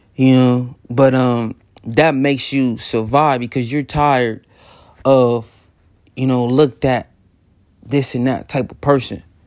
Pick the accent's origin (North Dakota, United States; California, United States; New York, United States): California, United States; Los Angeles; growing up in South Central and the whole L A theme is gangbanging